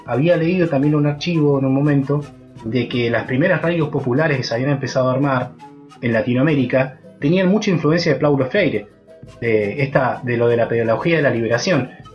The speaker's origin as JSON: {"language": "Spanish", "town": "San Martín de los Andes", "region": "Neuquén", "country": "Argentina", "tie": "born or raised there", "said": "cuando yo era pibe, en mi adolescencia, en San Martín, en San Martín de los Andes"}